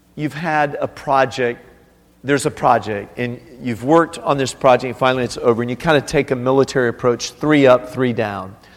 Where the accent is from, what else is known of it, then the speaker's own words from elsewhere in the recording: South Florida, United States; moved away as an adult; now in China; I grew up in South Florida on a canal